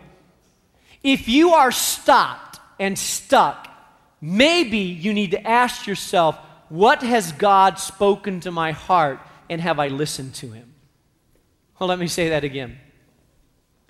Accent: Spain; now in Chicago, United States; I grew up in Spain.

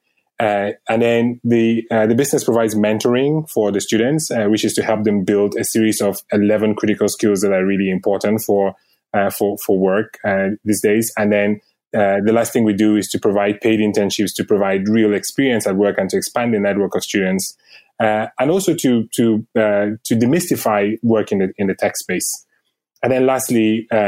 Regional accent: Cameroon; moved away as an adult; also born or lived in United Kingdom / Sweden / Denmark; now in United States; I was born in Africa in a country called Cameroon. And I moved to the U.S. about 8 years ago after, you know, doing work and studying in the U.K

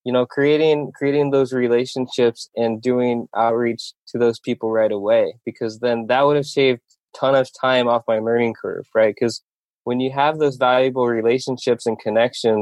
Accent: Iowa, United States; also born or lived in Korea; I was born in Korea. I grew up in Iowa, though, because I was adopted by my family in Iowa.

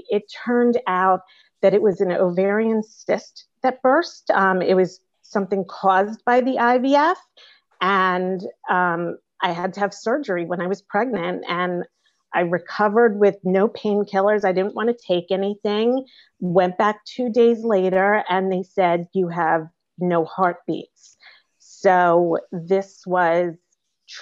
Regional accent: New York, United States; I'm from New York

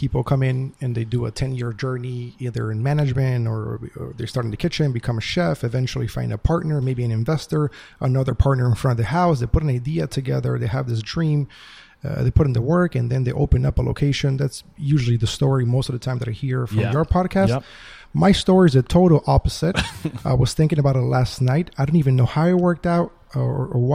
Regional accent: Atlanta, Georgia, United States; also born or lived in Uruguay; I came to America with my family when I was 10 years old. I grew up here in Georgia, in Atlanta, Georgia

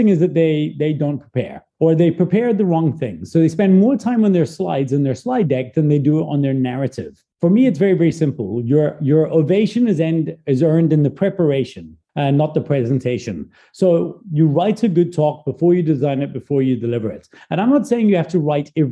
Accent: South Africa; also born or lived in Glasgow, Scotland; I'm a Scottish-born South African. I was born in Glasgow, Scotland. I moved when I was 9 to South Africa.

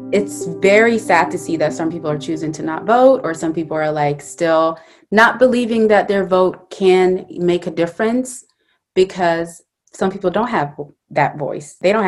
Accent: Syria; also born or lived in Saudi Arabia; my parents were born and raised in Somalia, and I was born in Saudi Arabia and then moved to Syria.

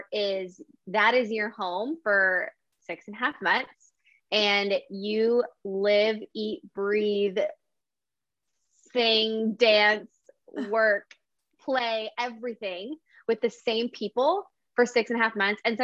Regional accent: New Mexico, United States; moved away as an adult; I'm originally from New Mexico

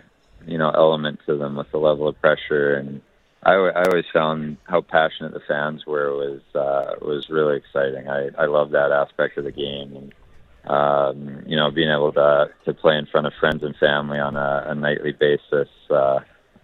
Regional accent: Vancouver, British Columbia, Canada; also born or lived in New Westminster; growing up in Vancouver, it would have been a dream to play for the Canucks

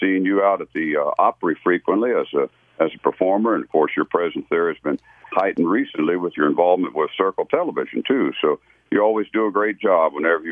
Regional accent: Gaithersburg, Maryland, United States; I lived in Gaithersburg, Maryland. That was my hometown

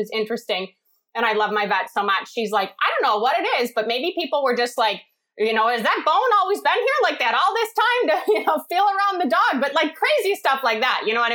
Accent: Chicago, Illinois, United States; now in New England, United States; I'm from the Midwest

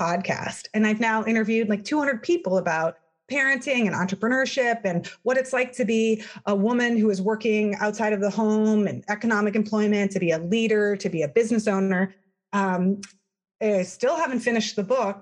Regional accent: Palo Alto, California, United States; moved away as an adult; also born or lived in Ohio; I grew up in Palo Alto, California, in Silicon Valley.

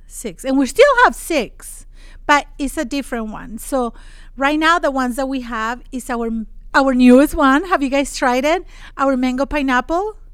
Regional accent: Monterrey, Nuevo León, Mexico; moved away as an adult; I'm from Mexico.

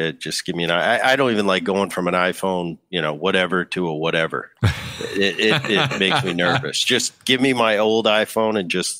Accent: New Jersey, United States; also born or lived in San Diego, United States / Southern California, United States; So I was born in San Diego, but I lived here for probably a year. I grew up in New Jersey for my early childhood up until high school, and then I moved back to Southern California.

